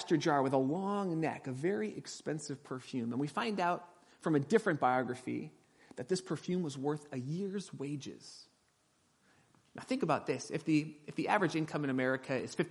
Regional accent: Southern California, United States; moved away; grew up in my hometown with me back in Southern California

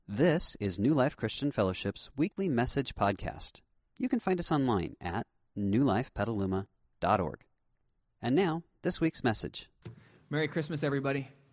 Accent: Southern California, United States; I grew up in Southern California

